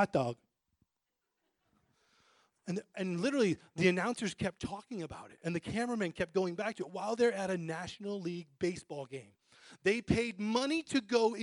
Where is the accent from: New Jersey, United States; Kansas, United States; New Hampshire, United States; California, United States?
New Hampshire, United States; I grew up in New Hampshire, okay, in a family that started going to church and then left church